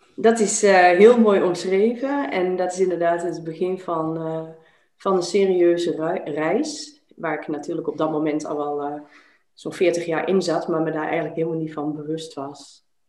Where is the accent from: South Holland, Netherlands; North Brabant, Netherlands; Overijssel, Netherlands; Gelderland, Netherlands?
Overijssel, Netherlands; Enschede; moved away as an adult; also born or lived in Arnhem / Zierikzee; now in Belgium; ik ben eh, opgegroeid, eh, geboren, opgegroeid in Twente, in, in de stad Enschede